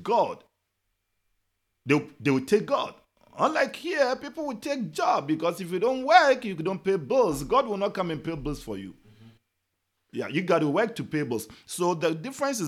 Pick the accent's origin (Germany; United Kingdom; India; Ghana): Ghana; now in United States; I'm from Ghana